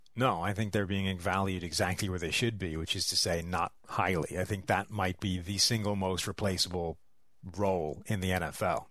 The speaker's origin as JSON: {"language": "English", "town": "Dublin", "region": "Leinster", "country": "Ireland", "said": "I'm from Dublin."}